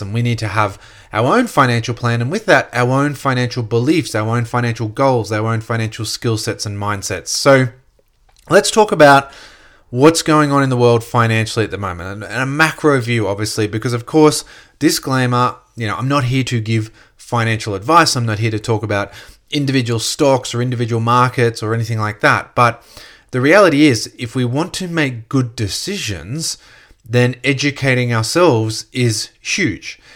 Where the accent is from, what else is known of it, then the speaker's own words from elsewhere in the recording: Gold Coast, Queensland, Australia; growing up on the Gold Coast